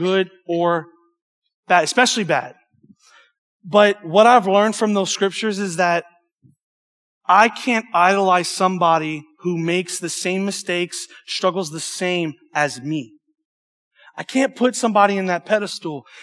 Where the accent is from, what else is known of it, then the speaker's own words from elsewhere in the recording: Cajun, Louisiana, United States; accent: Cajun; I'm homeschooled and I'm Cajun.